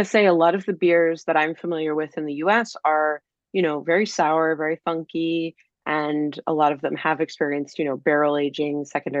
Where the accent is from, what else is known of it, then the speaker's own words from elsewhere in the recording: United States; accent: American; with my horrible American accent